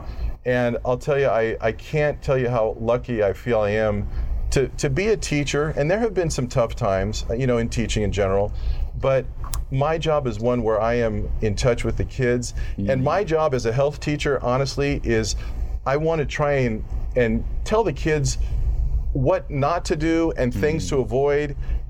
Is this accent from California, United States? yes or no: yes; Glendale, California, United States; up in Glendale.